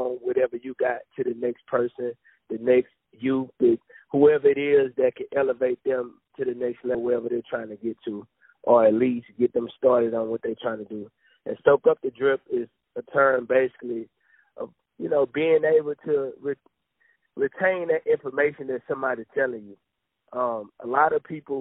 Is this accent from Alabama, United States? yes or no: yes; Mobile, Alabama, United States; I'm from Mobile, Alabama